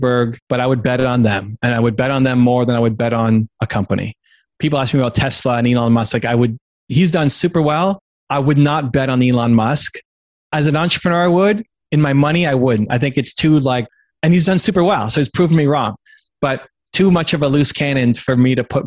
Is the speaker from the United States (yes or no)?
no; Canada; I'm Canadian